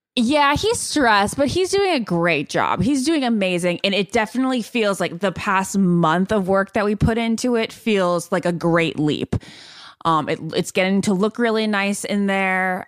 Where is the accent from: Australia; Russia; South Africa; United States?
United States; Northern Virginia; I'm from Nova, Northern Virginia